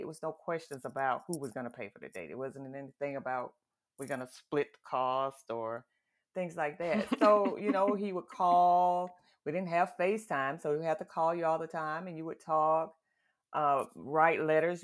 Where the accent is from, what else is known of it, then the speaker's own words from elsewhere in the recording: the South, United States; I grew up in the South, in the country